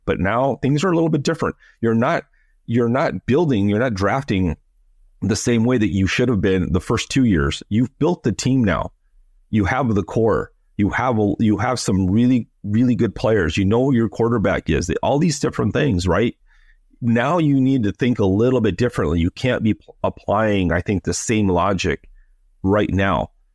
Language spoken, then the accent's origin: English; Los Angeles, California, United States; moved away; I'm also an American, and I grew up in L